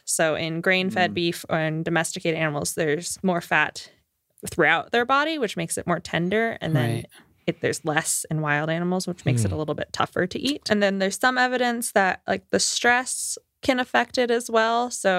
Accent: Florida, United States; I'm from Florida. That's very Florida. When I was in Florida, I had the option to have like gator strips

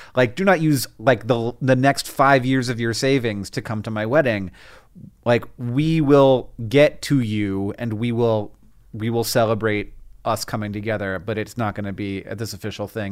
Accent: Florida, United States; where I grew up in Florida

